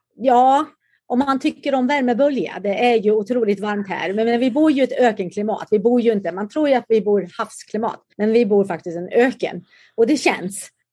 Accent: Karlstad, Värmland, Sweden; moved away as an adult; also born or lived in Huskvarna, Småland; now in San Diego, United States; Jag är faktiskt född i Huskvarna i Småland och växte upp där och flyttade sedan till Karlstad. Så jag gick i skolan i Karlstad naturligtvis

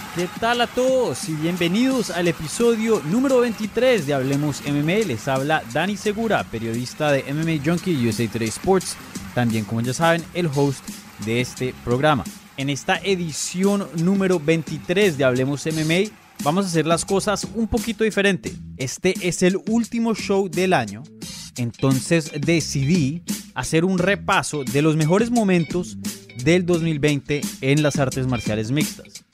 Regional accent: Colombia; now in Florida, United States; soy colombiano

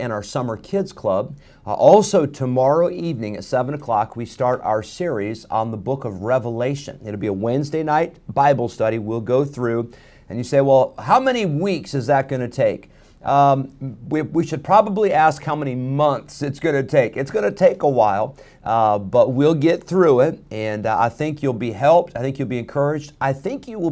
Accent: Rockford, Illinois, United States; now in North Carolina, United States; growing up in Rockford

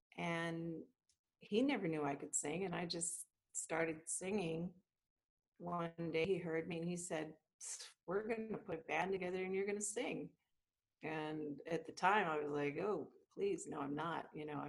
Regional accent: Vancouver, British Columbia, Canada; I was born in Vancouver, British Columbia, Canada, and blessed. I had the two most incredible parents ever. And my parents are Portuguese. They immigrated to Canada

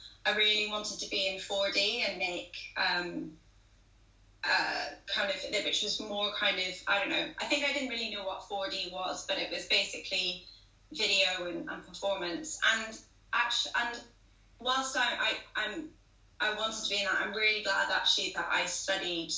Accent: Belfast, Northern Ireland, United Kingdom; moved away; I grew up in Belfast in Northern Ireland.

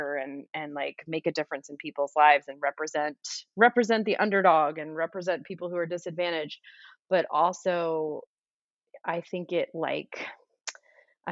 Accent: the South, Georgia, United States; also born or lived in South Carolina; I grew up in the South in Georgia and South Carolina

